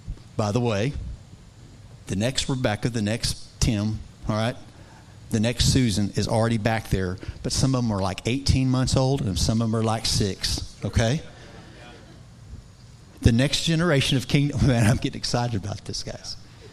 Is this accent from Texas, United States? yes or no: yes; Texas, United States; I don't know a whole lot about sheep. Okay, even though I'm from West Texas